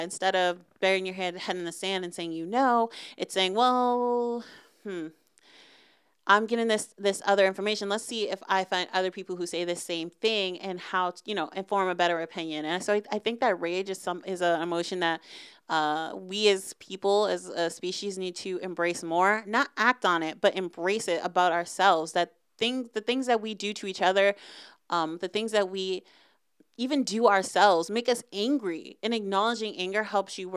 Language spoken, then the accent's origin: English; Boston, Massachusetts, United States; I'm from the Northeast. I'm from Boston. My mom's from Boston